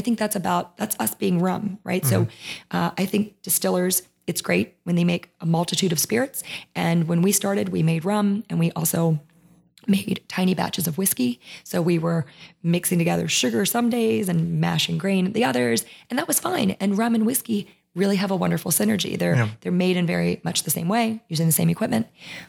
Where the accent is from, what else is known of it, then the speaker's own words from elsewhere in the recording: Maryland, United States; So we put our flag down because we were in Louisiana and we thought, well, people will know we're from Maryland if we put this down.